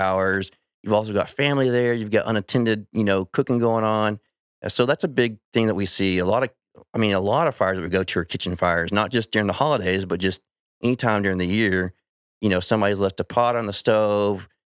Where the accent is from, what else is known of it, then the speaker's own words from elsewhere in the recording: Weatherford, Texas, United States; I grew up out in Weatherford